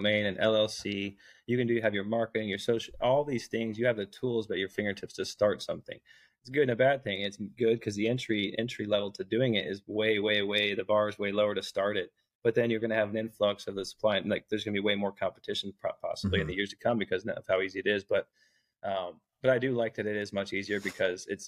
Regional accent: Bloomington, Indiana, United States; also born or lived in Ohio; I grew up in Indiana, in Bloomington, Indiana. I was born in Ohio, grew up in Indiana, moved around Indiana a little bit

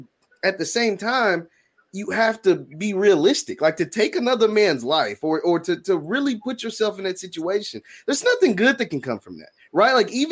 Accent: Louisville, Kentucky, United States; I know the guys that I grew up with in West Louisville that, you know, I'm 25, that aren't here.

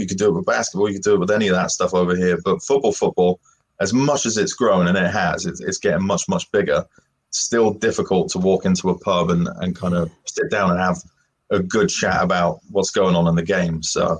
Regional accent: Swindon, South West England, United Kingdom; Yeah, so I'm not from East London, as you might be able to tell from the accent anyway, but I'm from Swindon originally, so about an hour west of London for the Americans tuning

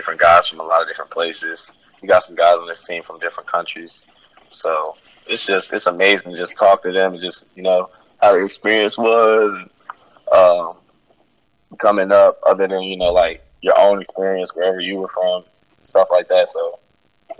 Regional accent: North Carolina, United States; moved away as an adult; also born or lived in Virginia; now in Connecticut, United States; I'm from the South and in North Carolina

